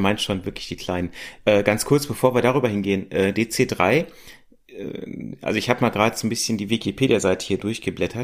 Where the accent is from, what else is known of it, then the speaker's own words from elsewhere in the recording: Germany; wir als Deutsche